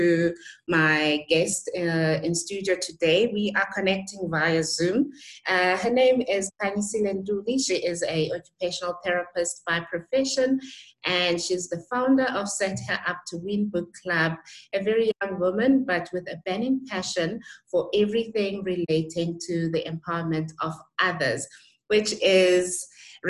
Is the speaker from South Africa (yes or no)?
yes; Butterworth, Eastern Cape, South Africa; moved away as an adult; my hometown, which is Butterworth